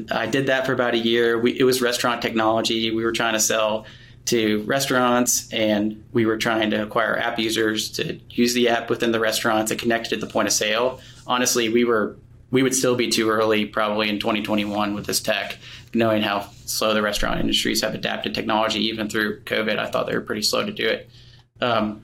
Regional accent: Atlanta, Georgia, United States; moved away as an adult; also born or lived in Murfreesboro, Tennessee; I grew up in Atlanta, Georgia

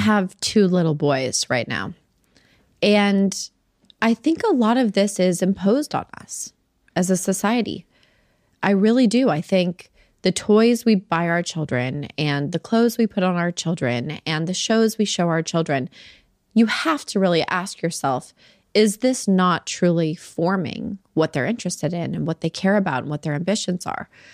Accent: Salt Lake City, Utah, United States; I grew up in Salt Lake City, Utah

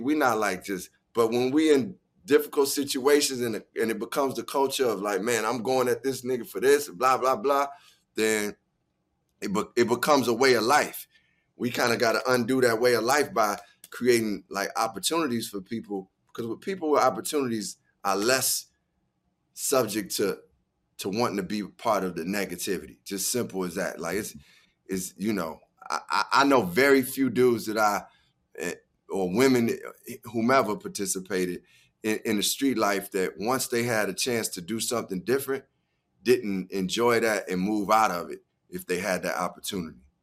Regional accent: Chicago, Illinois, United States; growing up in Chicago

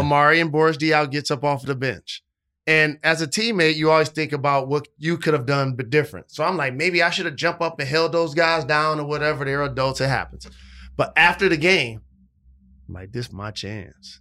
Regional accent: Detroit, Michigan, United States; my hometown squad

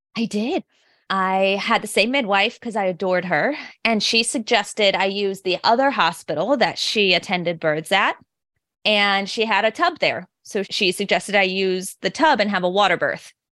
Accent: suburb of St. Louis, Illinois side, United States; I am from, like, the Saint Louis, Missouri area, but actually in a suburb of Saint Louis on the Illinois side

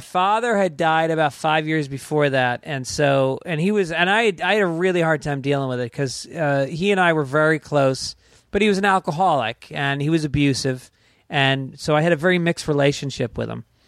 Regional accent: New York, United States; moved away as an adult; also born or lived in Boston / Manhattan; now in Los Angeles, United States; I'm from New York, but then I started in Boston

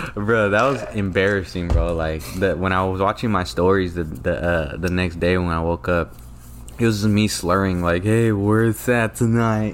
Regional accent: Stockton, California, United States; I'm from Stockton

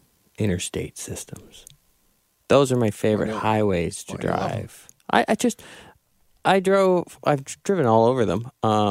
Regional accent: Ontario, Canada; now in Vancouver, Canada; See, there's a reason why when I came from Southern Ontario to Vancouver, I drove through America because there's gas stations.

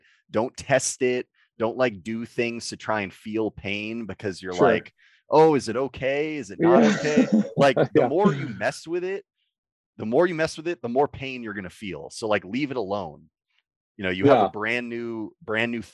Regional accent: Southern California, United States; I got this label of being like soft because I'm from Southern California

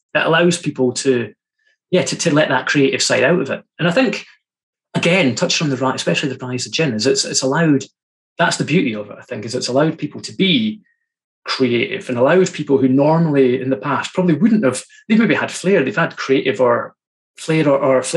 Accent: Fraserburgh, Scotland, United Kingdom; my hometown's beside Fraserburgh

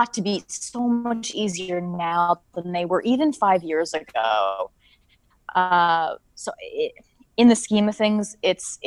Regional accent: Canada; I'm Canadian.

